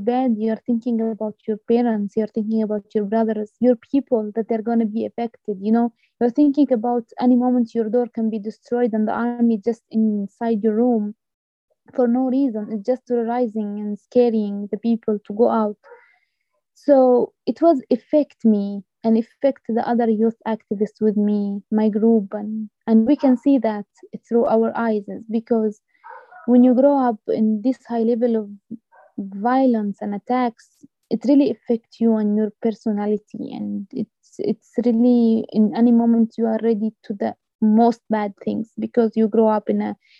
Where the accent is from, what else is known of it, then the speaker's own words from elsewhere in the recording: Masafer Yatta, West Bank, Palestine; growing up in Masafriyat, even as a young woman or a young man, it's really difficult